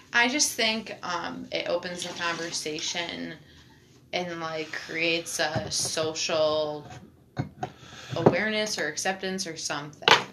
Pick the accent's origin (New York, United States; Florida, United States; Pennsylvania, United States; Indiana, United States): New York, United States; we grew up in New York State.